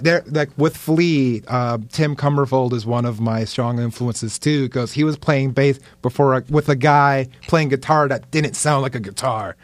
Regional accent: Lake Worth, Florida, United States; also born or lived in Manhattan, New York / Dominican Republic; Lake Worth. That's, like, my hometown, L Dub

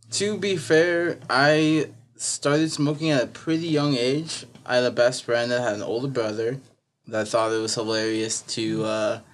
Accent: Great Falls, Montana, United States; also born or lived in Missoula, Montana; I'm from Great Falls

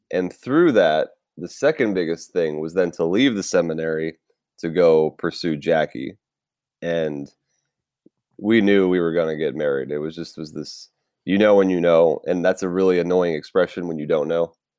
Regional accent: Tampa, Florida, United States; now in California, United States; I was born and raised in Tampa Bay, Florida. So, yes, I am a Florida man

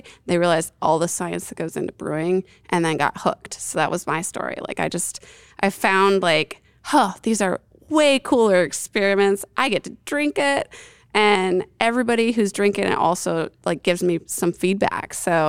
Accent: New York, United States; I came from the Northeast. I grew up in upstate New York, so I had a lot of exposure to some like real great craft beer.

